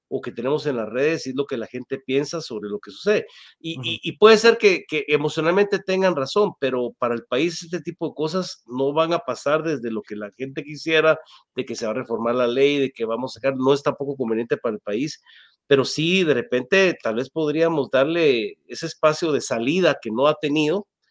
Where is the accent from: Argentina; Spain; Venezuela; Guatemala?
Guatemala; como guatemaltecos